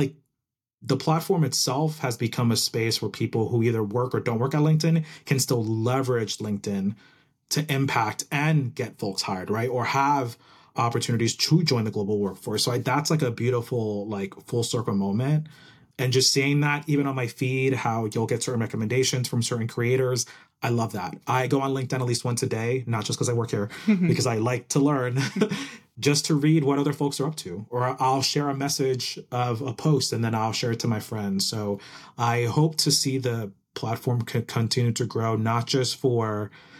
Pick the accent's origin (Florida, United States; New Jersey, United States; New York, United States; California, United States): New Jersey, United States; also born or lived in Puerto Rico; Exactly. The best state ever. But I was born in Puerto Rico, moved to New Jersey when I was 4. Been there my whole life. Went to like, you know, all schooling there.